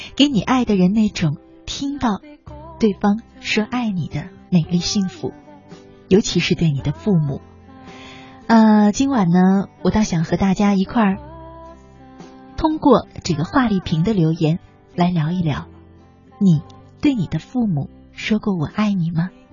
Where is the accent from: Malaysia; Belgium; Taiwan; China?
China; 我们中国人呢，对自己的感情表达特别地含蓄